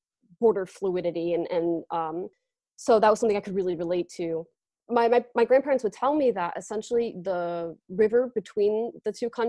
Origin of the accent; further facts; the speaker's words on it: Avon, Connecticut, United States; first language English; also born or lived in Bristol, Connecticut; So I was born in Bristol, Connecticut. And then just to give like a very brief overview, when I was around four, I moved to Avon. So that's where I am currently.